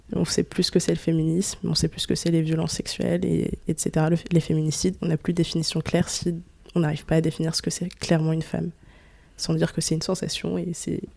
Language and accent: French; France; je suis née en France